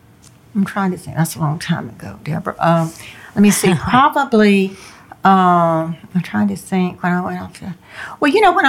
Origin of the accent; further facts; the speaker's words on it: the South, United States; When I was growing up in the South, I remember and I wasn't even close to any African Americans, but I could sense impending violence, anything could erupt at any minute.